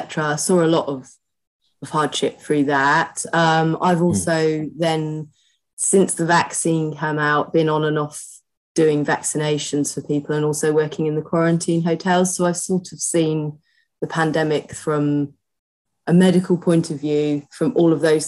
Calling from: East of England, United Kingdom; I'm zooming in from my living room at home in Essex, mid-Essex.

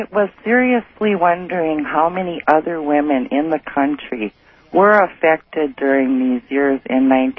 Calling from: Milwaukee, Wisconsin, United States; I'm calling from Milwaukee, Wisconsin.

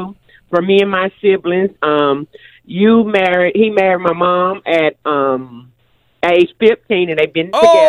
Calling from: Ruston, Louisiana, United States; I'm calling from Rushton, Louisiana.

